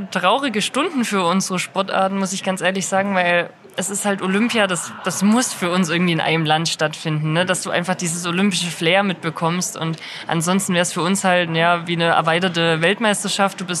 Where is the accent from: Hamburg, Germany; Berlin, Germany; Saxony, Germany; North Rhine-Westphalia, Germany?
Saxony, Germany; Buchholz; Also ich bin in Buchholz aufgewachsen und da auch zur Grundschule gegangen